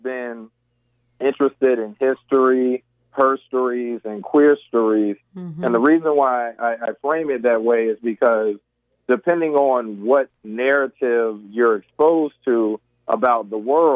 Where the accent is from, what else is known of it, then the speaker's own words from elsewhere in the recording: North Carolina, United States; growing up as a black male in North Carolina